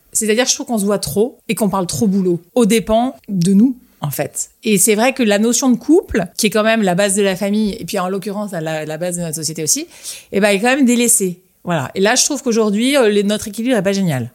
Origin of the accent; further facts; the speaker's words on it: Lyon, Auvergne-Rhône-Alpes, France; moved away as an adult; also born or lived in Paris; now in Perche, France; nous, on est lyonnais avec Jacques. Et à Lyon, on a, un lieu familial dans le Beaujolais